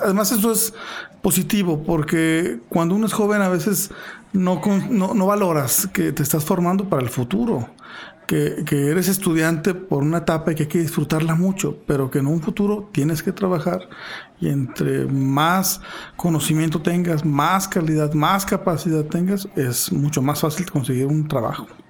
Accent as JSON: {"language": "Spanish", "town": "Fresnillo", "region": "Zacatecas", "country": "Mexico", "tie": "born or raised there", "said": "yo nací en Fresnillo, viví en Fresnillo hasta los 20 años"}